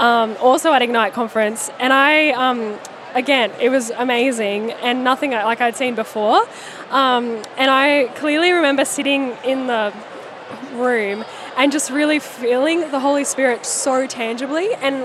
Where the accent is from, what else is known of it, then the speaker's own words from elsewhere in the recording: Brisbane, Queensland, Australia; I'm from Brisbane